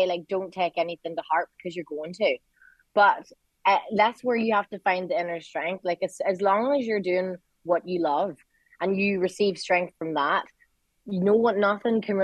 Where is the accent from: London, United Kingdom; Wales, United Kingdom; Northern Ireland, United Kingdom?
Northern Ireland, United Kingdom; Derry